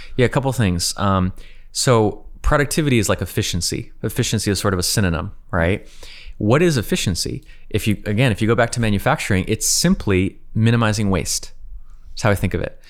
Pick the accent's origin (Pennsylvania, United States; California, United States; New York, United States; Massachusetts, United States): California, United States; also born or lived in Ukraine / San Francisco; I'm from California